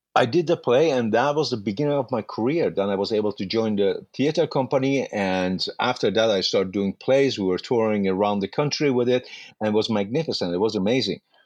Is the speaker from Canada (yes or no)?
no; Mashhad, Razavi Khorasan, Iran; English is a second language; moved away as an adult; now in United States; I was born in Mashhad, Iran